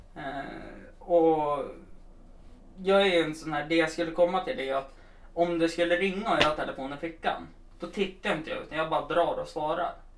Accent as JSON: {"language": "Swedish", "town": "Östersund", "region": "Jämtland", "country": "Sweden", "said": "vi som kom från Östersund"}